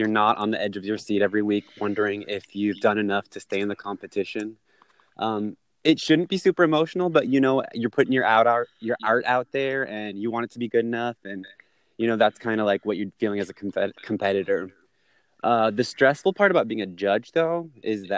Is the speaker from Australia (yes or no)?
no; Florida, United States; I am from Florida